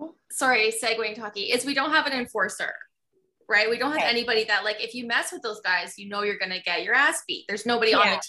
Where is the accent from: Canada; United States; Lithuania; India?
Canada; I'm Canadian